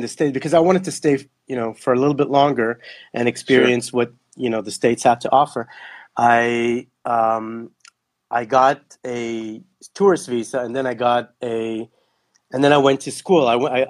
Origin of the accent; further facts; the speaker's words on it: Kenya; also born or lived in Belgium / Netherlands / Israel; So I actually was born in Belgium when they were working for the embassy there. And I grew up in Kenya. I lived there for 2 years and then 4 years in Holland.